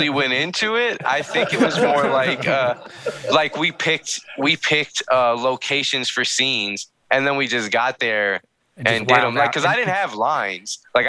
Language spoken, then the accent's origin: English; North Carolina, United States; also born or lived in Poughkeepsie, New York; I was born in upstate New York, but I grew up in North Carolina